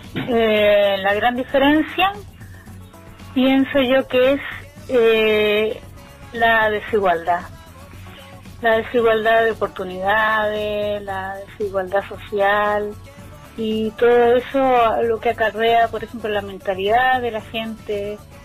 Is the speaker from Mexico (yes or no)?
no; Chile; moved away as an adult; also born or lived in Netherlands / Barcelona, Spain; now in Spain; Cuando yo salí de Chile me fui directo a Holanda.